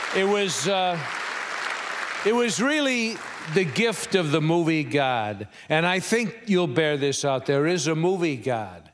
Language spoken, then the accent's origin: English; Chicago, Illinois, United States; moved away as an adult; also born or lived in California; I'm from Chicago, and I used to ride the subways and the elevated trains all the time